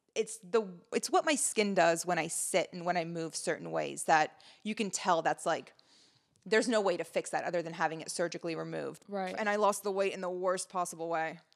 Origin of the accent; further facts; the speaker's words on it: United States; also born or lived in Lebanon; I moved to America in 2001 from Lebanon and I grew up as one of the very few brown people in Montgomery County